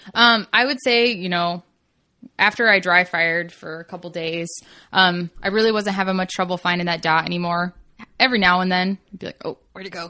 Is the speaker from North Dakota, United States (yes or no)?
no; Kentucky, United States; moved away; I grew up in Kentucky